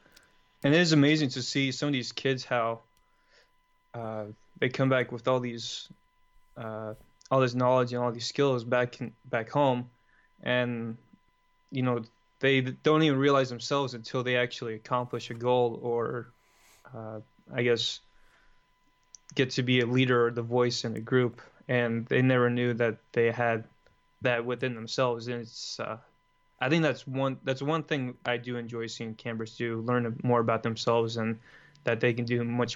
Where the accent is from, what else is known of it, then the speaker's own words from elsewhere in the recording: Los Angeles, California, United States; I'm from Los Angeles, California. I'm the oldest of 5 kids